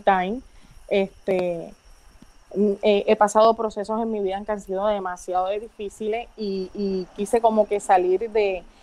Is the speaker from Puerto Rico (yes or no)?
yes; Las Marías, Puerto Rico; soy nacida y criada en Las Marías